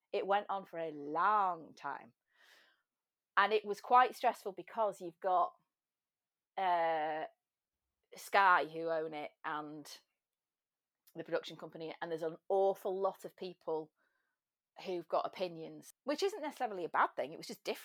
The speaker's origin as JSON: {"language": "English", "region": "England", "country": "United Kingdom", "also_born_or_lived": "London / Dublin", "said": "I'm English"}